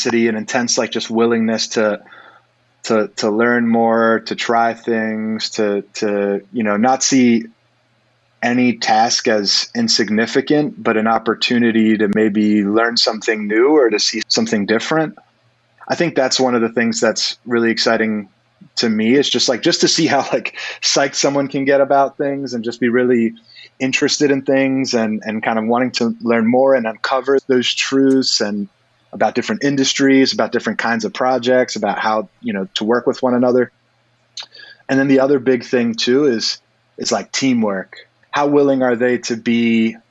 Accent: Baltimore, Maryland, United States; now in Brooklyn, United States; so I'm originally from Maryland. I was born in Baltimore and raised, you know, in the area

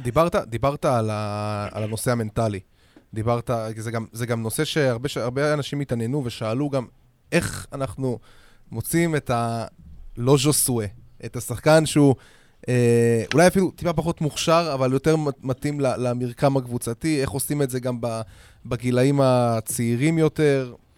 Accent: Israel

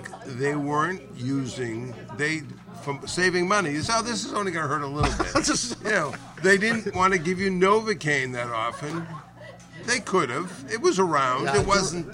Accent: Boston, Massachusetts, United States; also born or lived in New York; I'm a Bostonian, but my father was a New Yorker, so the family growing up was New York, a tale of New York and Boston

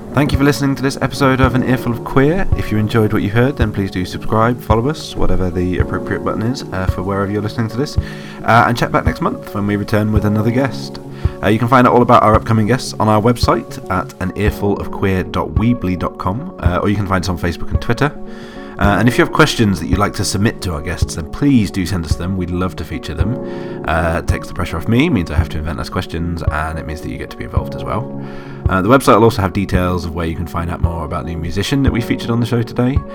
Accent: United Kingdom; I'm British

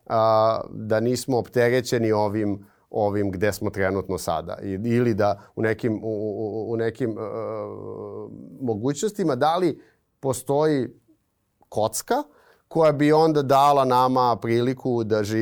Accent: Belgrade, Serbia; odrastanje na Karaburbi 90-ih

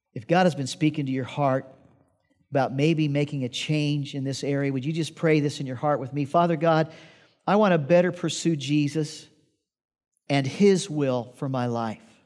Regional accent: Midwest, United States; I grew up in the Midwest and we had to clean out barns

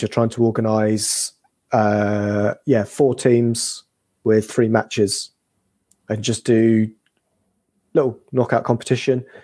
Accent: England, United Kingdom; we're English

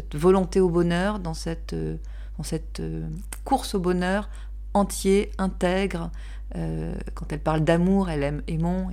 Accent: Toulouse, Occitania, France; accent: southwestern; also born or lived in Pyrenees; now in Paris, France; Je viens du sud-ouest. Je viens de Toulouse et puis aussi des Pyrénées.

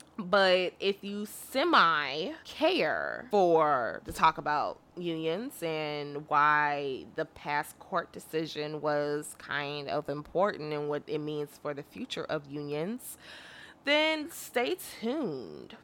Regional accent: Illinois, United States; I'm from Illinois

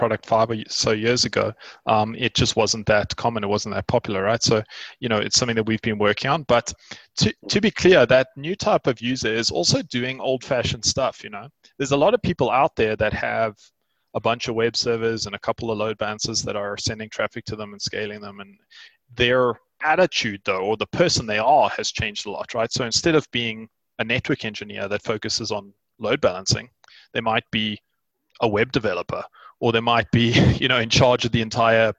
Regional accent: South Africa; I am a South African entrepreneur

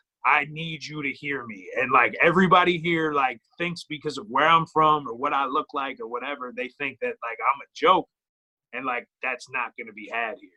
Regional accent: Ireland; I mean, I'm Irish and I rap, so.

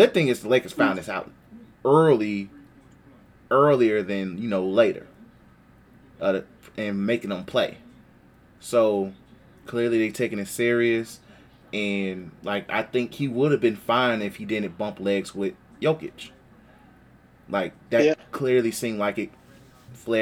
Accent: Chicago, Illinois, United States; we're from Chicago

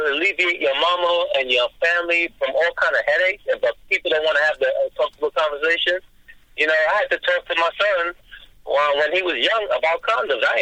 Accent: New York, United States; moved away; I'm from New York

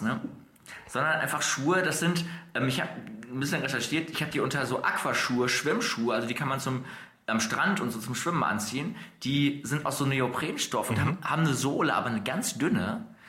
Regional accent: Dortmund, North Rhine-Westphalia, Germany; bei uns in Dortmund

